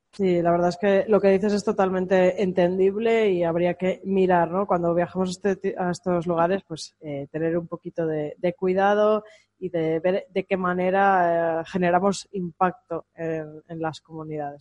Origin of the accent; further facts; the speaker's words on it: Spain; no somos iguales los españoles